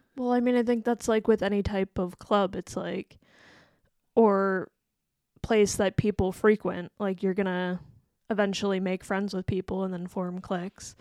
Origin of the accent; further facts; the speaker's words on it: Western Pennsylvania, United States; I'm from there, that, around that area too